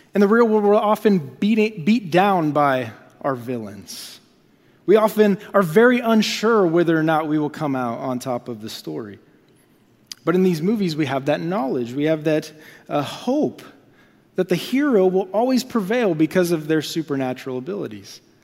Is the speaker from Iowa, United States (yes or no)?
yes; Iowa, United States; moved away as an adult; also born or lived in Dallas, Texas; now in Topeka, United States; I come from Iowa